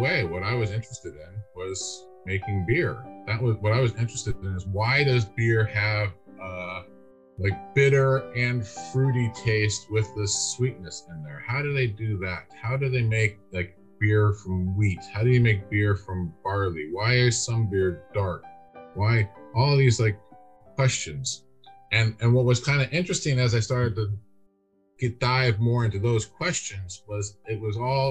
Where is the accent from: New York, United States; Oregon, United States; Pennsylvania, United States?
Oregon, United States; Lake Oswego; moved away as an adult; also born or lived in Michigan; now in Dublin, Ireland; I grew up in Portland, Lake Oswego, went to Lake Oswego High School.